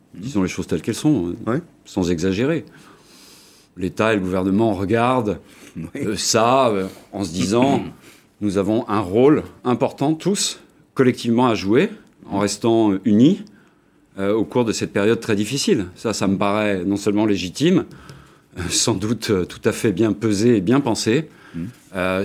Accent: France; moved away; also born or lived in Germany; pas à moitié allemand, puisque je suis français, mais j'ai passé quasiment la moitié de ma vie en Allemagne

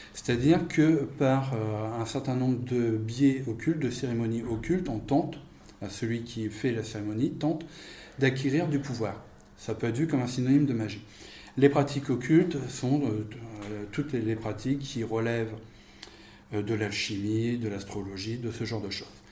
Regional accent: France; je suis français

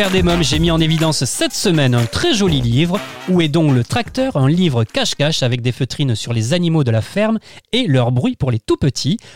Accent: Marseille, Provence-Alpes-Côte d'Azur, France; Moi j'ai grandi à Marseille

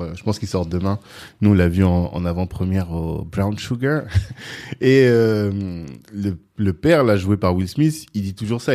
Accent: France; j'ai grandi en France

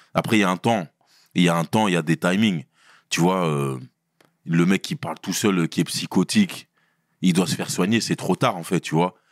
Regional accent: Brussels, Brussels-Capital Region, Belgium; also born or lived in Sarcelles; je viens de Bruxelles. J'ai grandi à Bruxelles, j'ai fait mes classes là-bas

